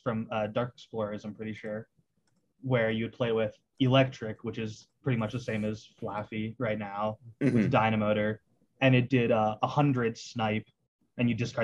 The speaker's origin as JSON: {"language": "English", "town": "Pittsburgh", "region": "Pennsylvania", "country": "United States", "said": "I'm from Pittsburgh"}